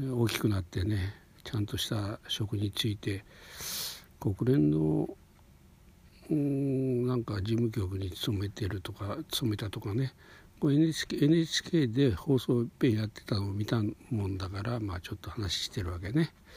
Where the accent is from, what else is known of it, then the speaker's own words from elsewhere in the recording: Hokuriku, Japan; 僕は、まあ、北陸の方の出身